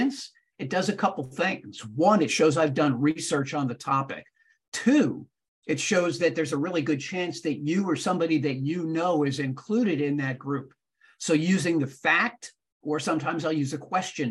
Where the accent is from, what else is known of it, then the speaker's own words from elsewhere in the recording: Fair Lawn, New Jersey, United States; I grew up in Fairlawn, New Jersey